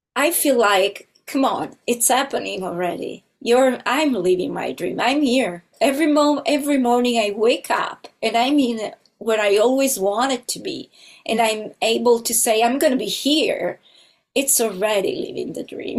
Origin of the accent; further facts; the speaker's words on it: Italy; moved away as an adult; now in Los Angeles, United States; I'm originally from Italy, and uh, but now I live in Los Angeles